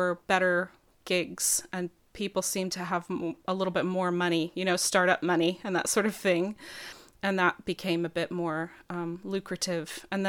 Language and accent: English; New Mexico, United States; And I mean, I'm from New Mexico originally. It's a place I've spent a lot of time